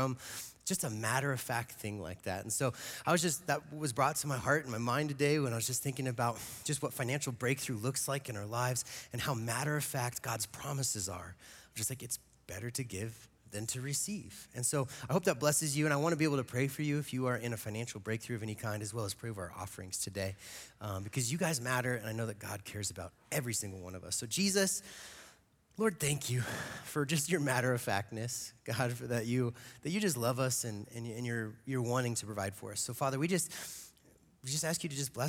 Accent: Eagle, Colorado, United States; also born or lived in Gypsum, Colorado; I grew up in Eagle and Gypsum

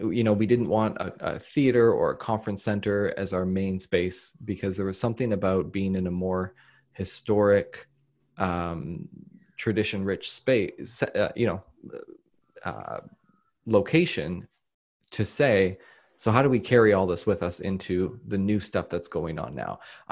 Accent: Australia; also born or lived in Canada; So so as an Australian and a Canadian

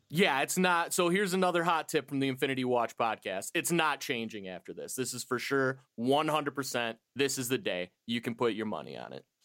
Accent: United States; I'm an American

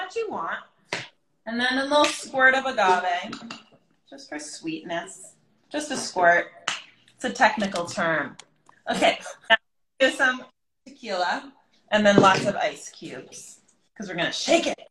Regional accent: Massachusetts, United States; also born or lived in Brooklyn, New York; now in New York, United States; I'm from Massachusetts

